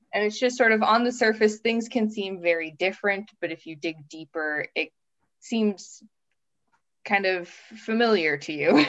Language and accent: English; Minnesota, United States; moved away as an adult; also born or lived in Brooklyn, New York City / Missouri / southern Japan; now in Finland; I grew up in a small town in the North Midwest state of Minnesota, which is very similar to Finland